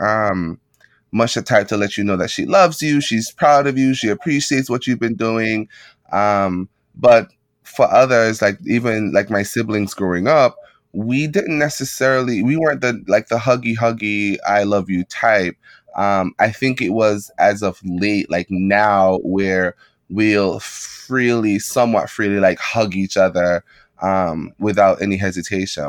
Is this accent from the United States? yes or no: no; Jamaica; moved away; growing up in Jamaica